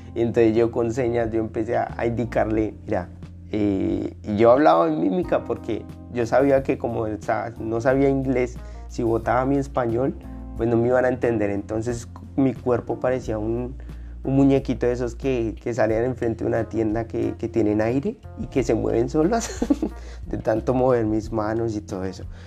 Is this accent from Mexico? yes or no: no; Colombia; now in Australia; mi país, Colombia